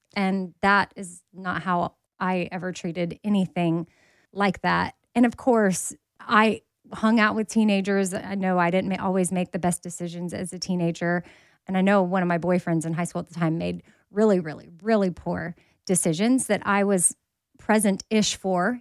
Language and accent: English; Texas, United States; I'm from Texas